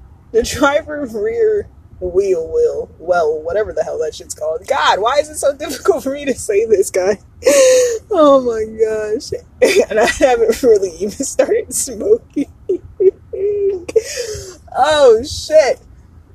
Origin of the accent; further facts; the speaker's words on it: New Jersey, United States; I love that I'm from Jersey